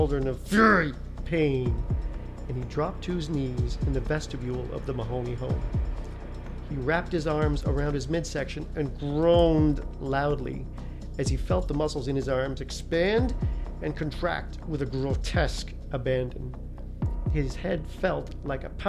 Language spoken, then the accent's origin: English; Canada; moved away; I was born in Canada, moved here a little over 20 years ago